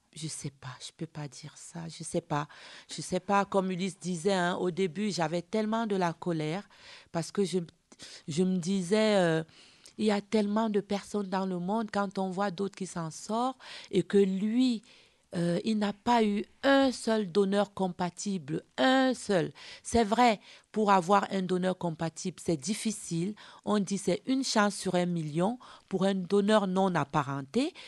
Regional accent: Cameroon; chez nous en Afrique, moi je suis d'origine camerounaise

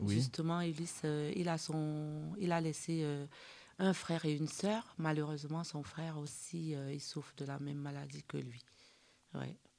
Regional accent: Cameroon; chez nous en Afrique, moi je suis d'origine camerounaise

